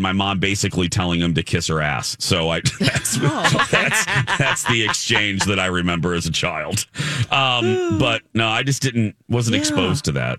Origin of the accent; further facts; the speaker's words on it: Northwest Indiana, United States; You know, I'm from Indiana. So there isn't Northwest Indiana where, you know, by Chicago, there's not a lot of hunting opportunity.